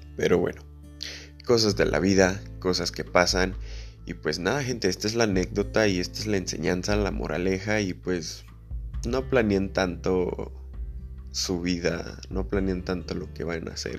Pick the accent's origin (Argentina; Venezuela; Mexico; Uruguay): Mexico; todos los que somos de México